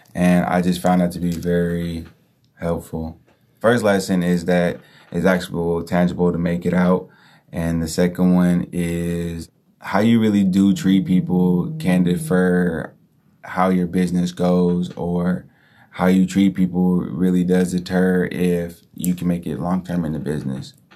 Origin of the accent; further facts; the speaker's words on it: Hayward, California, United States; I'm from Hayward